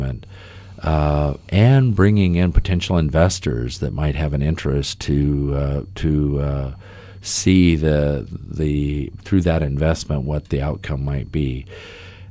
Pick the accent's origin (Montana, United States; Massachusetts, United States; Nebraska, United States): Montana, United States; now in Athens, Ohio, United States; I'm originally from Montana, where I grew up